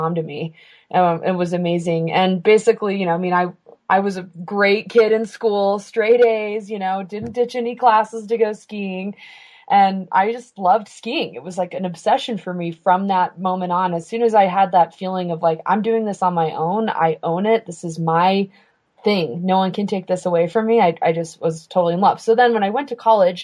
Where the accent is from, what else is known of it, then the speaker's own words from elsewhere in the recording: Santa Fe, New Mexico, United States; I was born in Santa Fe, New Mexico. I'm a fifth generation New Mexican.